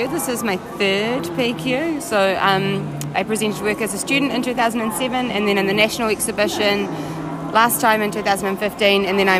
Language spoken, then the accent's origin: English; New Zealand; So we are from New Zealand